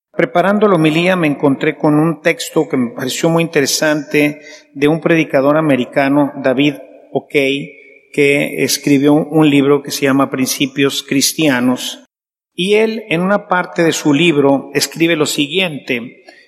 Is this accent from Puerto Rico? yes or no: no; Mexico; como esposos, como sacerdotes, como empresarios, como mexicanos